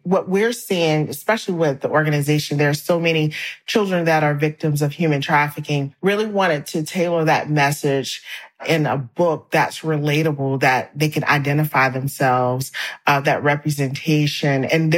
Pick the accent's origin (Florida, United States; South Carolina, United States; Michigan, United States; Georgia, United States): South Carolina, United States; And so I'm from South Carolina. I grew up in church.